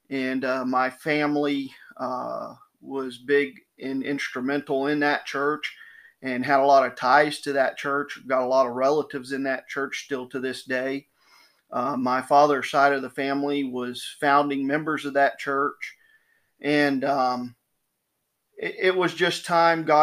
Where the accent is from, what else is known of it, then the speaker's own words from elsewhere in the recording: Florida, United States; Well, we come from Citrus County, Florida. Uh, we're about an hour and a half north of Tampa, Florida, mm-hmm. and about two hours west of Orlando, northwest of Orlando.